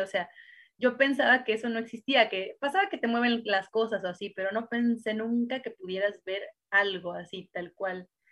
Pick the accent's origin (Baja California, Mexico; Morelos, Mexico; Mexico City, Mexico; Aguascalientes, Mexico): Morelos, Mexico; Cuautla; yo soy de Morelos y allá en Cuautla, Morelos era todavía más complicado